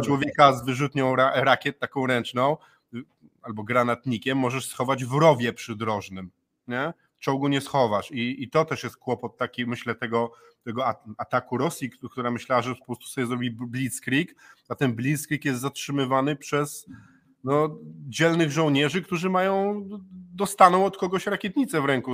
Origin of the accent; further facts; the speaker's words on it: Gdańsk, Pomeranian Voivodeship, Poland; u nas w Gdańsku